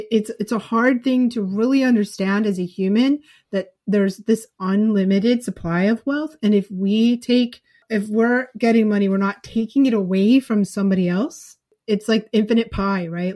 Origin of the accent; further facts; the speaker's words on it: New England, United States; I'm from New England